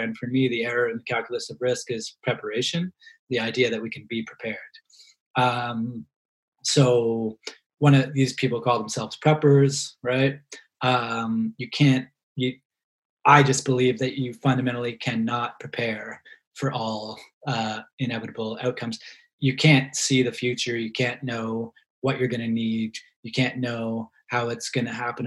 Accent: Halifax, Nova Scotia, Canada; moved away as an adult; also born or lived in London, Ontario; growing up in Halifax in the 1990s.

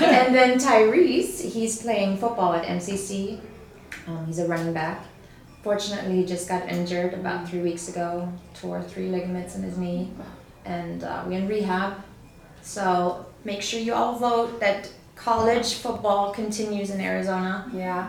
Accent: Germany; I was born in Germany

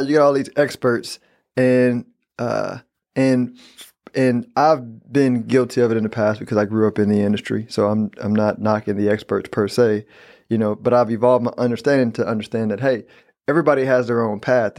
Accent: Texas, United States; I'm a Texan

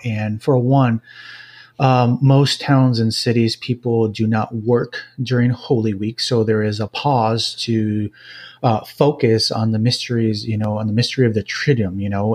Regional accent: Jalisco, Mexico; moved away as an adult; now in Owensboro, United States; my upbringing was in Mexico, in a small town in the state of Jalisco, about two hours from Guadalajara, central Mexico

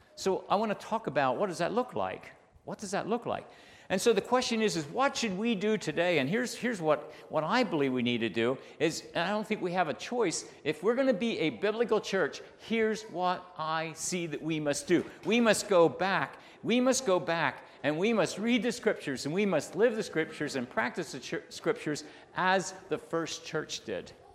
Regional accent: Bethel, Pennsylvania, United States; I grew up in Bethel

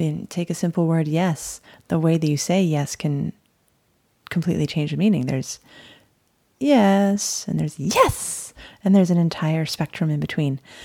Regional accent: Hawaii, United States; moved away; also born or lived in Miami; I'm from Hawaii. We used to just skateboard, surf, relax, and sing reggae

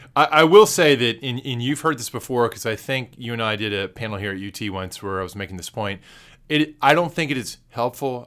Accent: Texas, United States; as a Texan

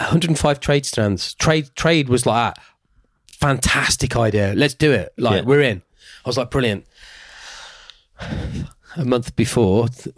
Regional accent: Birmingham, West Midlands, United Kingdom; Not because I'm from Birmingham

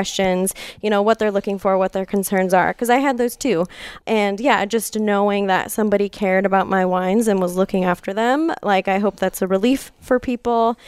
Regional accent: Lockwood, California, United States; I grew up in Lockwood.

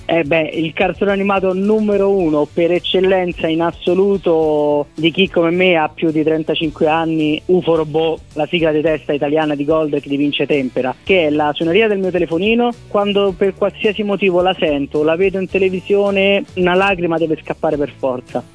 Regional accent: Rome, Lazio, Italy; io sono di Roma

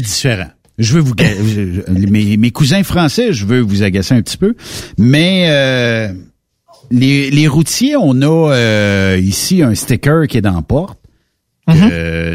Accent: Quebec, Canada

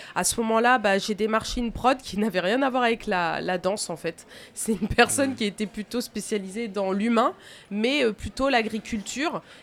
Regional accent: Tours, Centre-Val de Loire, France; now in Angers, France; Je suis née à Tours

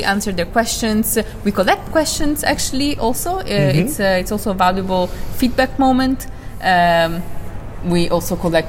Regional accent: Italy; now in Netherlands; So I'm from Italy originally, but I live in the Netherlands.

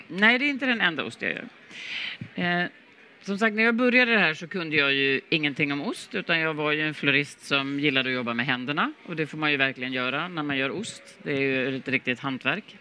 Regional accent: Sweden; som svensk

